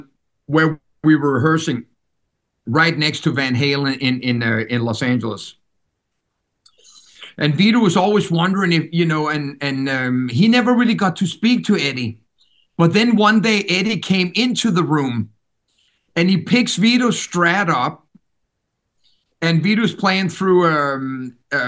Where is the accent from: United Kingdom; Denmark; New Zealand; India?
Denmark; first language Danish; English is a second language; the country that I was born and raised